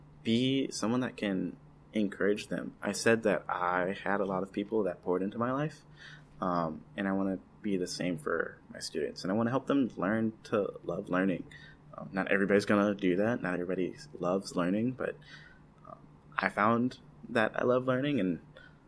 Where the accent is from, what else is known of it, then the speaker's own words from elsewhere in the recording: Pontiac, Michigan, United States; now in Stockton, United States; I grew up in Pontiac, Michigan, north of Detroit